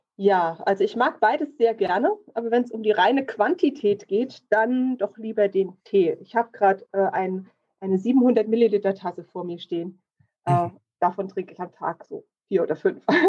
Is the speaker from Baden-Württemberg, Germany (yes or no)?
no; Kleinschmalkalden, Thuringia, Germany; now in Ilmenau, Germany; ich bin aufgewachsen in Kleinschmalkalden.